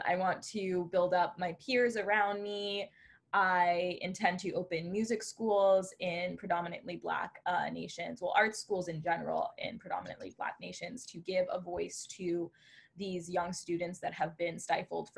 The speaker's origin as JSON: {"language": "English", "town": "Orlando", "region": "Florida", "country": "United States", "tie": "born or raised there", "lives_now": "Fort Lauderdale, United States", "said": "I was born in Orlando, Florida"}